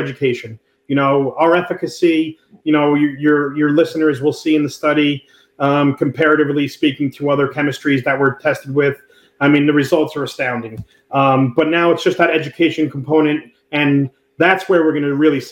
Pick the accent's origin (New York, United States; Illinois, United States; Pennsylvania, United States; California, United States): New York, United States; New York City; also born or lived in Naples, Florida; We grew up in Brooklyn